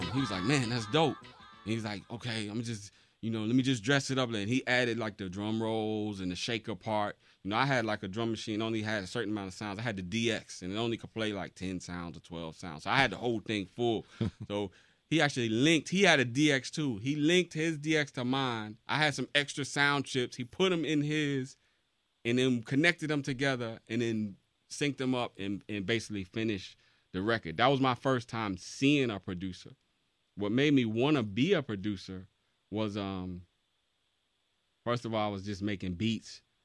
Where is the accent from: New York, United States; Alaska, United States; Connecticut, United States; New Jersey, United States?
New York, United States; Mount Vernon; I'm from Mount Vernon, New York, Money Earning Mount Vernon